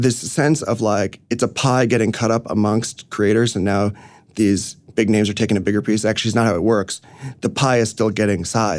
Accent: New York City, New York, United States; No. I grew up in the city, but I grew up on Roosevelt Island, actually.

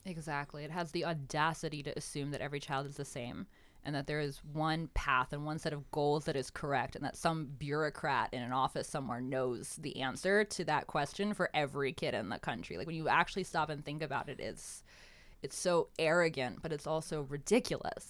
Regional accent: Pennsylvania, United States; I grew up in Pennsylvania

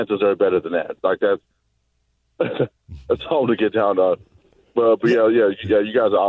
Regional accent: Southeast Texas, United States; I'm from the South, too. I'm from Southeast Texas.

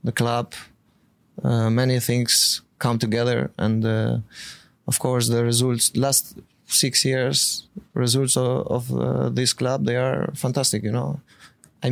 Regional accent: Albania; English is a second language; moved away; also born or lived in Azerbaijan

